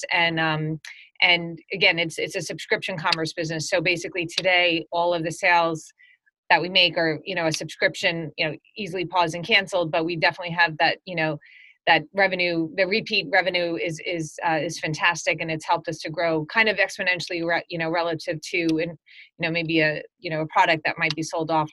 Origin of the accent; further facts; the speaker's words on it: New York, United States; also born or lived in Europe; born and raised in New York